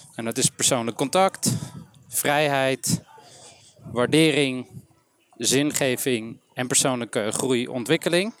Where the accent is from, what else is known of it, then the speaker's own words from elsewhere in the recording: Amsterdam, North Holland, Netherlands; geboren, getogen, opgegroeid in Amsterdam.